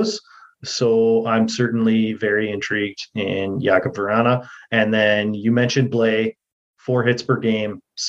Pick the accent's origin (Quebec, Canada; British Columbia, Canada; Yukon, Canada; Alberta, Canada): Alberta, Canada; Edmonton; that's where I was born, so it's my hometown.